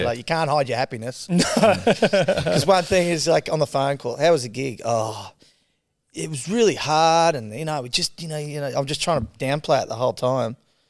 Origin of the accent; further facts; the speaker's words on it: Rockhampton, Queensland, Australia; We're Rocky Boys from Central Queensland.